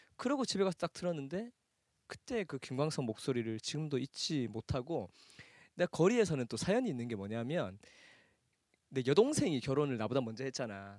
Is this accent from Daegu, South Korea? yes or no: yes; Daegu, South Korea; 내가 대구 출생